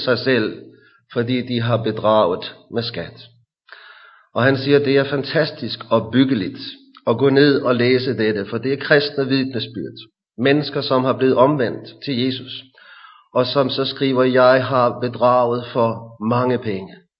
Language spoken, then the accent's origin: Danish; Hillerød, Capital Region of Denmark, Denmark; I vores forsamling i Hillerød, hvor jeg kommer fra